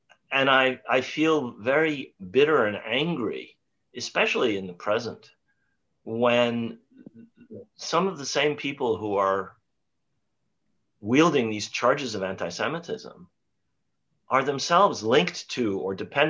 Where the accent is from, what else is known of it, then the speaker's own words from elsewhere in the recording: New York, United States; also born or lived in Mount Vernon, New York; I grew up very near where both of you are now on the Upper West Side. I was born in Manhattan.